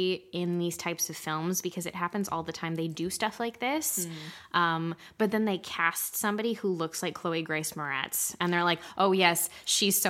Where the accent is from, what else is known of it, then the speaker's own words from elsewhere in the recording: Canada; We're Canadian.